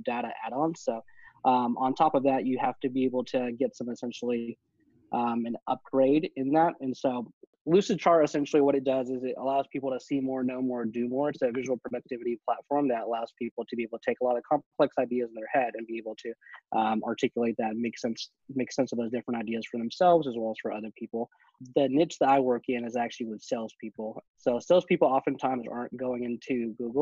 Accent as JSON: {"language": "English", "region": "Texas", "country": "United States", "said": "I'm originally from Texas"}